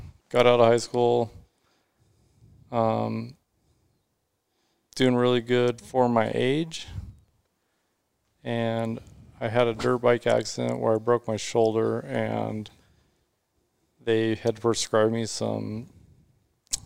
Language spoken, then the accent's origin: English; Mesa, Arizona, United States; So I grew up in Mesa. I've been here my whole life.